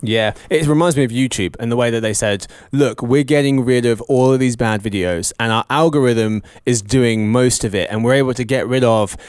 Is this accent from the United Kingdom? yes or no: yes; England, United Kingdom; I'm English